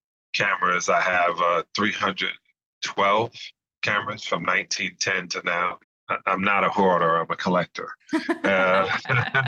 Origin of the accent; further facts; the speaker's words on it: New York City, New York, United States; I grew up in Canarsie section of Brooklyn in a project called Bayview Houses.